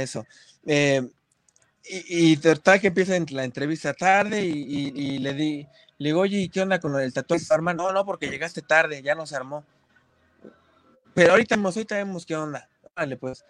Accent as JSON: {"language": "Spanish", "town": "Ecatepec", "region": "State of Mexico", "country": "Mexico", "said": "yo soy del barrio de Catepec, yo vengo de Catepec y, estoy orgullosísimo de mi barrio"}